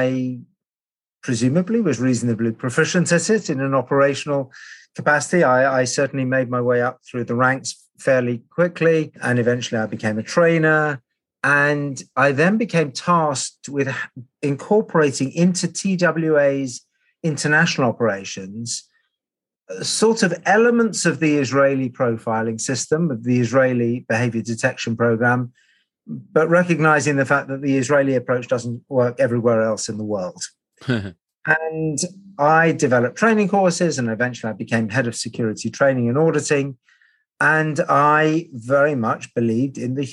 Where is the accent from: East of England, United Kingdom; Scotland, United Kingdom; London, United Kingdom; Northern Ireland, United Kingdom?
London, United Kingdom; I grew up in London on the flight path into London Heathrow